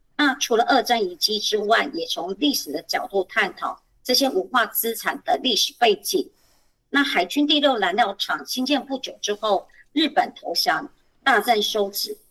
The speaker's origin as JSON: {"language": "Chinese", "region": "Kaohsiung", "country": "Taiwan", "moved": "as an adult", "lives_now": "Hsinchu, Taiwan", "said": "我本身也不是新竹人，我是高雄人。那我来新竹也是十几年"}